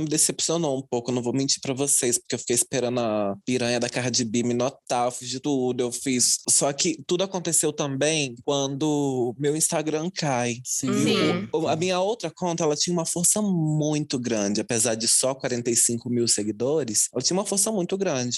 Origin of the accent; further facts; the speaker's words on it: Juiz de Fora, Minas Gerais, Brazil; Eu sou nascida e criada em Juiz de Fora, no Santa Cândida, na Zona Leste